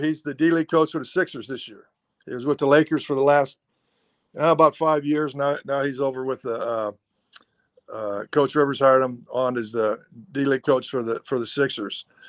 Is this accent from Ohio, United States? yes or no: yes; Ohio, United States; moved away as an adult; also born or lived in Oregon; I'm from Ohio and I went to school in Oregon